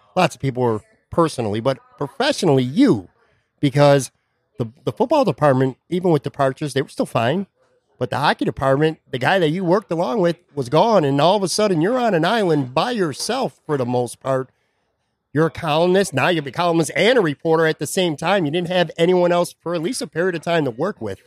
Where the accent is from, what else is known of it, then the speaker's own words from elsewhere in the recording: Buffalo, New York, United States; now in Florida, United States; my hometown of Buffalo